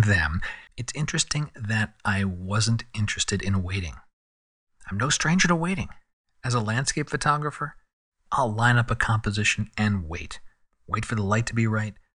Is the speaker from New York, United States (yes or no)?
no; San Diego, California, United States; here in San Diego, my hometown